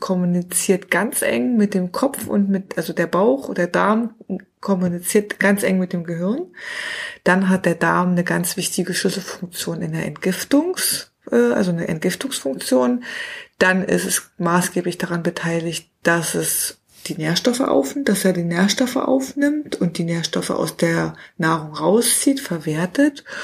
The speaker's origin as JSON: {"language": "German", "area": "near Cottbus", "region": "Brandenburg", "country": "Germany", "tie": "born or raised there", "moved": "yes", "said": "Also ich bin tatsächlich in der Nähe von Cottbus geboren, also ein Urgesteiner, also ein Brandenburger Urgestein"}